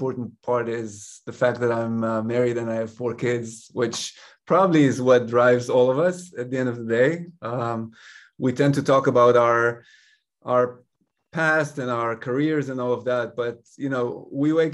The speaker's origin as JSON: {"language": "English", "country": "Israel", "tie": "born or raised there", "also_born_or_lived": "Paris, France", "first_language": "Hebrew", "second_language": "English", "moved": "yes", "said": "I was born and raised in Israel"}